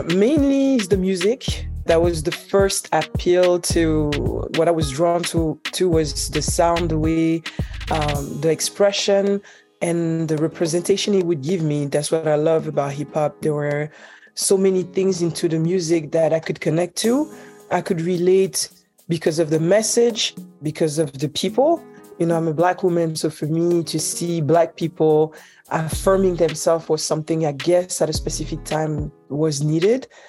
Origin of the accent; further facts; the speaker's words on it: Switzerland; also born or lived in Haiti; now in New Jersey, United States; My both parents are Haitian, but I was born and raised in Switzerland